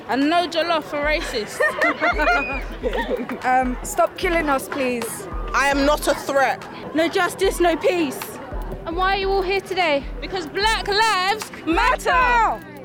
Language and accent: English; London, United Kingdom; Especially uh, growing up in London, there's a very high likelihood that if my brother is walking along the street by himself, he, there's a high likelihood